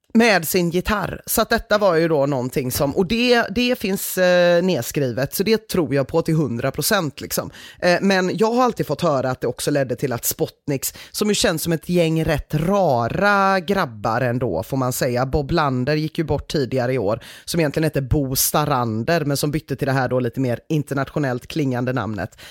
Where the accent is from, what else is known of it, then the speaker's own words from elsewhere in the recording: Gothenburg, Västra Götaland, Sweden; man som göteborgare